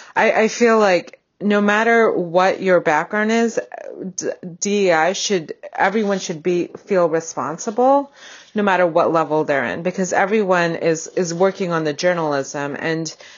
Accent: Bay Area, California, United States; moved away as an adult; also born or lived in Boston; I grew up in the Bay Area in California

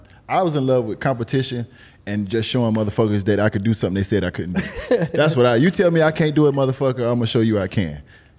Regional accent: Miami, Florida, United States; growing up in Miami, you got Latino, you got black. That's about it.

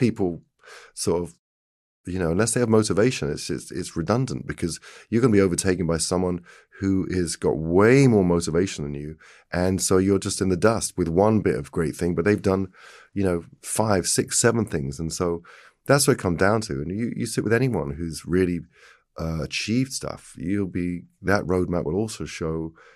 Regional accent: England, United Kingdom; being English

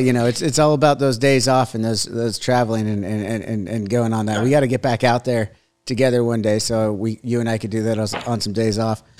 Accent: United States; also born or lived in Huntington Beach, United States; as an American

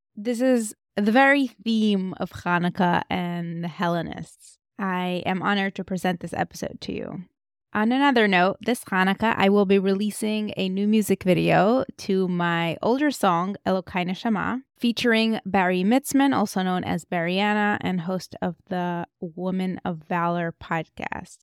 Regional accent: Moscow, Russia; moved away; I grew up in Moscow

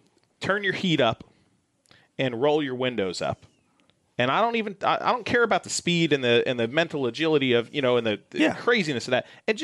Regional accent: Long Island, New York, United States; I grew up in Long Island, New York

